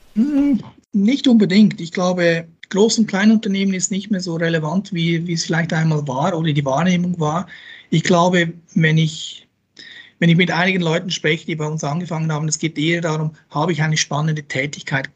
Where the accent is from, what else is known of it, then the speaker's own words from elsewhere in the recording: Switzerland; moved away as an adult; now in Austria; als Schweizer